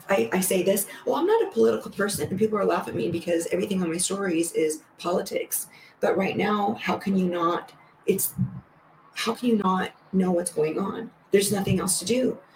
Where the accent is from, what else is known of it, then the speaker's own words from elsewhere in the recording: California, United States; I grew up in California